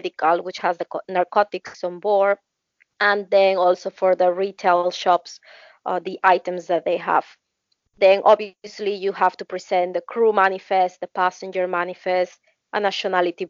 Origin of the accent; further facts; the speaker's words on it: Peru; I'm from Peru and work for Royal Caribbean International.